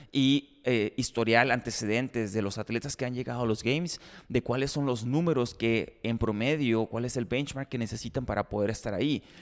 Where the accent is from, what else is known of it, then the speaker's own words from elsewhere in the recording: Ciudad Obregón, Sonora, Mexico; Si soy de Obregón, soy de la lengua hispana, pues.